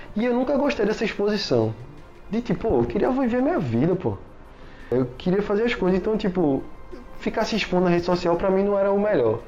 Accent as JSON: {"language": "Portuguese", "town": "Recife", "region": "Pernambuco", "country": "Brazil", "said": "eu sou daqui de Recife, pelo amor de Deus, eu não sou carioca não"}